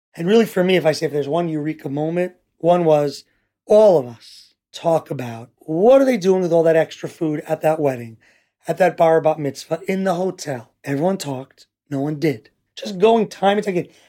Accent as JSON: {"language": "English", "town": "New York City", "region": "New York", "country": "United States", "tie": "born or raised there", "also_born_or_lived": "Teaneck, New Jersey / Riverdale, New York", "moved": "as an adult", "lives_now": "Ra'anana, Israel", "said": "I grew up in Washington Heights, New York, till the age of fifteen"}